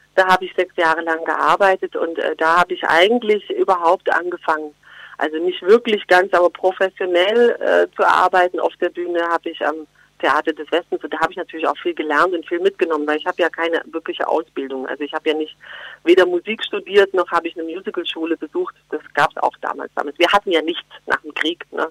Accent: Geislingen an der Steige, Baden-Württemberg, Germany; accent: Swabian; moved away; also born or lived in Berlin; bei uns schätzt man Schwäbisch, klar, natürlich, in Geislingen an der Steige und da schäme ich mich auch nicht. Also das, ich, ich schätze eigentlich gern im Dialekt

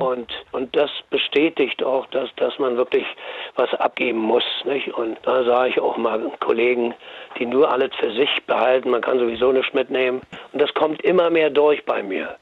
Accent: Berlin, Germany; ich komme ja aus Neukölln und so also Nachkriegskind

